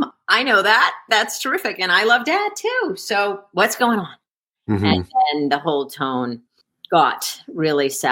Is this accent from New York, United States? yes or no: yes; Scarsdale, New York, United States; moved away; I grew up in Scarsdale, New York